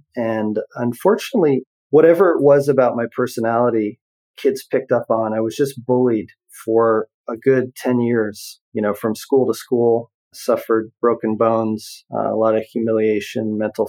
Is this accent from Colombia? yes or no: no; Canada; born there; Yeah, so I actually was born in Canada in the 70s, early 70s.